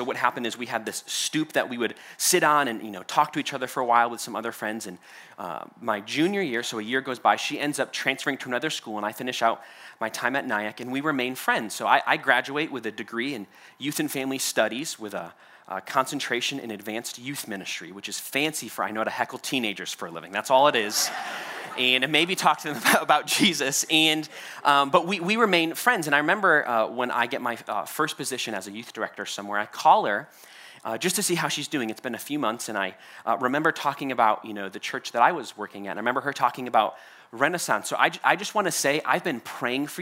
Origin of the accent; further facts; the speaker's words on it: Connecticut, United States; accent: New York; moved away as an adult; also born or lived in New York; I grew up in Connecticut.